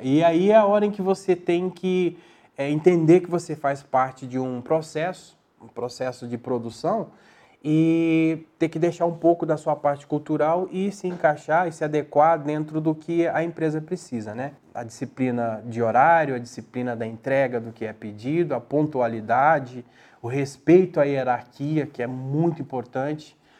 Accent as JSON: {"language": "Portuguese", "town": "Barbacena", "region": "Minas Gerais", "country": "Brazil", "moved": "yes", "lives_now": "São José do Rio Preto, Brazil", "said": "eu sentia a falta de comer um bom pão de queijo como um bom mineiro"}